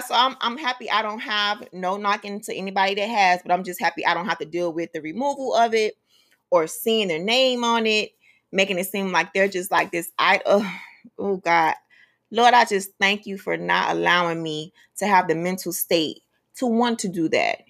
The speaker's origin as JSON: {"language": "English", "area": "Miami-Dade County", "region": "Florida", "country": "United States", "tie": "born or raised there", "said": "I grew up in Miami-Dade County, right? In the inner city"}